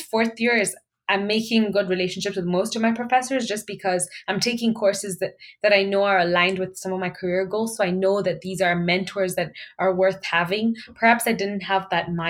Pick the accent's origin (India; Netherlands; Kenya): Kenya; moved away as an adult; now in Canada; I was, you know, born and raised in Kenya